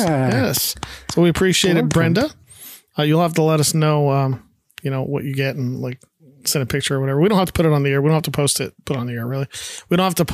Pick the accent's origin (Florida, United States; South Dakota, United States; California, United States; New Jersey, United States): Florida, United States; I'm from Florida, Tex from Florida. We both grew up in Florida